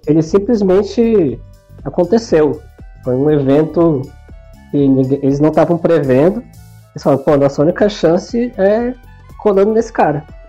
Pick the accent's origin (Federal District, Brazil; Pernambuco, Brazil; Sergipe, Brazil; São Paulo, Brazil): Federal District, Brazil; Brasília; also born or lived in Ceará; eu fui criado em Brasília quase minha vida toda